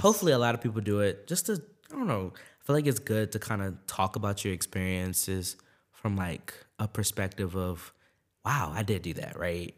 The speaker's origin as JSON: {"language": "English", "region": "Maryland", "country": "United States", "tie": "born or raised there", "said": "I grew up in Maryland, right, my whole life. That's my home"}